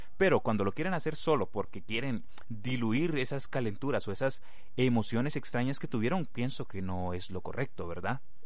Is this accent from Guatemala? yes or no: yes; Guatemala; para nosotros como guatemaltecos